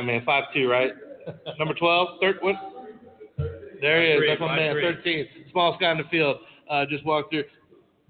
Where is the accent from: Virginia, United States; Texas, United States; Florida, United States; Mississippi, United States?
Florida, United States; I'm from Florida